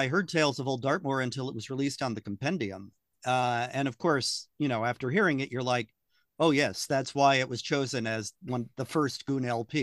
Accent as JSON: {"language": "English", "country": "United States", "said": "I'm American"}